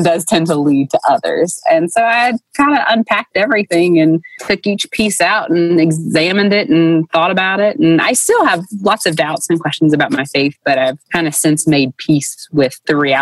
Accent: Dayton, Tennessee, United States; born or raised there

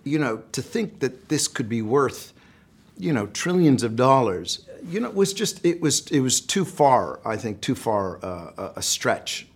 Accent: United States; I'm an American.

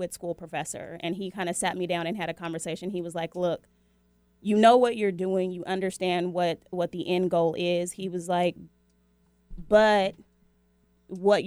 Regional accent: Seattle, Washington, United States; I was born and raised in Seattle, Washington

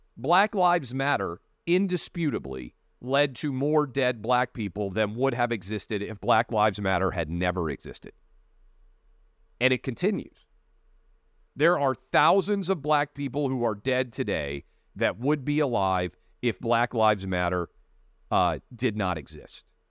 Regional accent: Tennessee, United States; moved away; also born or lived in Northern Virginia; the fifth congressional district of Tennessee, my hometown congressman's office

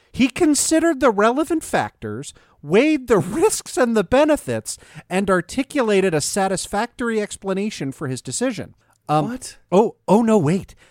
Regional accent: Maryland, United States; my home state of Maryland

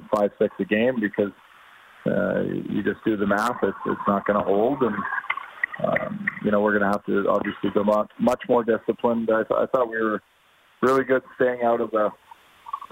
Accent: Edmonton, Alberta, Canada; now in Calgary, Canada; Edmonton is my hometown, my whole life growing up

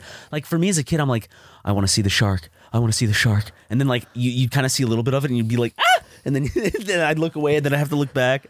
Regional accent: Columbia, South Carolina, United States; now in Los Angeles, United States; Columbia, my home t, like, my hometown where I was, where I was born

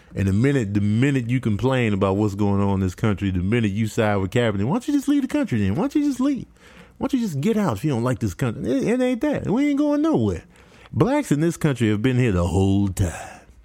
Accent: Chicago, Illinois, United States; also born or lived in Michigan; I was born in Michigan. raised in Chicago

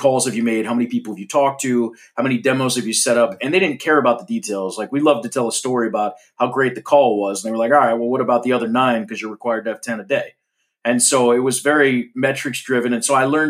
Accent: Florida, United States; I grew up in Florida

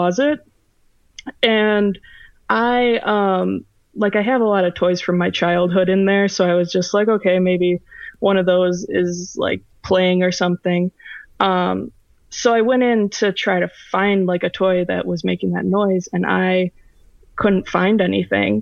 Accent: Oshkosh, Wisconsin, United States; I'm from Oshkosh, Wisconsin

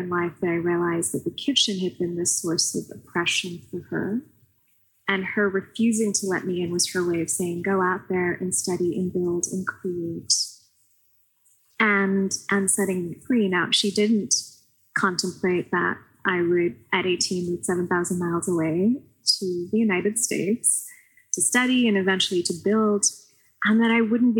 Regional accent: Pakistan; I grew up in Pakistan, but I had a relatively good education there.

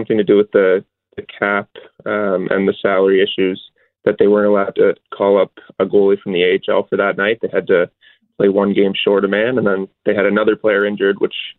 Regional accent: Richmond Hill, Ontario, Canada; Toronto, I grew up in Richmond Hills, so the Leafs are my childhood team

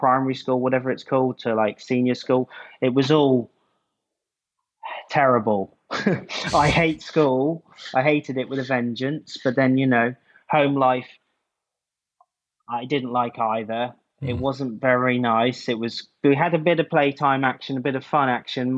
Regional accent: St Ives, South West England, United Kingdom; also born or lived in Newlyn, Cornwall; now in Ireland; I was born in New Lynn, which is south coast. But I grew up around St. Ives

